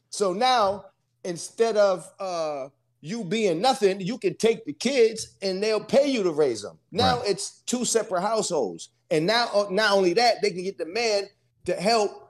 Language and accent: English; East Coast, United States; now in Costa Mesa, United States; I'm, yeah, I'm in Costa Mesa. I don't play domino. I'm from the East Coast. We play uh bid, whist, and spades.